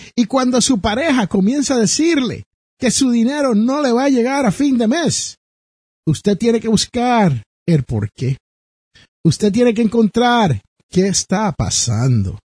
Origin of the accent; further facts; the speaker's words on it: Jersey City, New Jersey, United States; su servidor es nacido en Jersey City, New Jersey